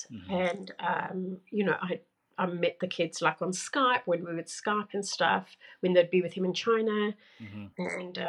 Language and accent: English; South Africa; So I am originally from South Africa. My parents are Portuguese, but and I've moved around the world.